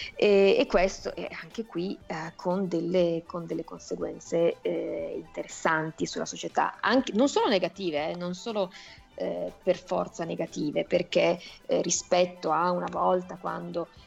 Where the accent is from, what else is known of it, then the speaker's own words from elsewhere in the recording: Italy; sono figlia di padre giapponese e madre italiana, sono però nata e cresciuta in Italia